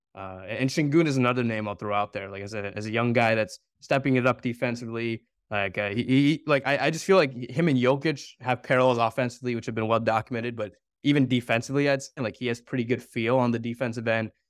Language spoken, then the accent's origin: English; Bay Area, California, United States; growing up in Bay